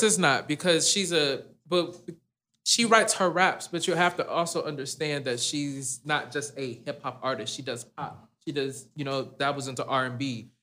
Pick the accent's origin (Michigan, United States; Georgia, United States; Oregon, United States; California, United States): Michigan, United States; Detroit; also born or lived in Dearborn, Michigan; now in Texas, United States; I grew up in Detroit.